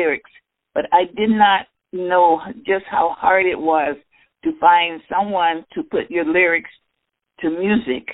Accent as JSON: {"language": "English", "town": "Chicago", "region": "Illinois", "country": "United States", "tie": "born or raised there", "also_born_or_lived": "Stonewall, Mississippi / Minneapolis, Minnesota", "moved": "as an adult", "lives_now": "Las Vegas, United States", "said": "I was born in Stonewall, Mississippi, and I grew up in Chicago"}